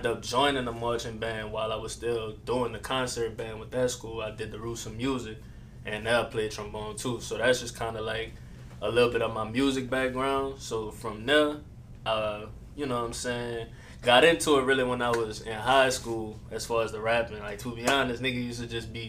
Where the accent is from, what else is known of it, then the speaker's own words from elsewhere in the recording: New Orleans, Louisiana, United States; I'm from New Orleans, originally off Camellia Street and the Lower Nine